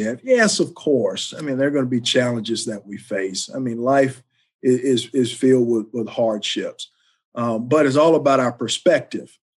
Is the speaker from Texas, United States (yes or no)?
yes; Dallas, Texas, United States; I grew up in Dallas, Texas, just an inner city youth